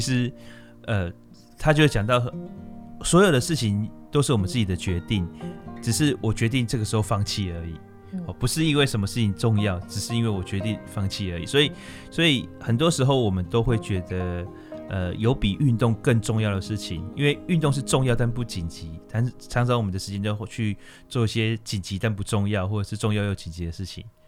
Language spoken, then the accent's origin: Chinese; Taiwan; also born or lived in Jiangxi (ancestry); 因为我们村子还蛮特别的，就是我们的眷村里面，呃，外省的奶奶的比例是比较高的